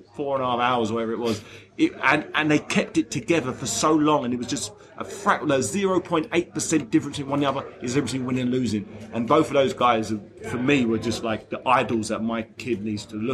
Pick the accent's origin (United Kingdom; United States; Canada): United Kingdom; London; the O2 in South London, where I grew up, that's my home turf